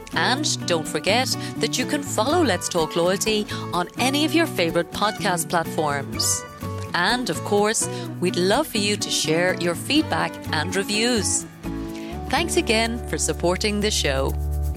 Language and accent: English; Ireland; I come from Ireland